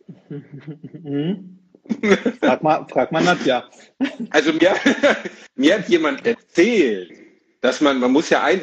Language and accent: German; Gelsenkirchen, North Rhine-Westphalia, Germany; In meiner Heimatstadt Gelsenkirchen gab es exakt, Zero.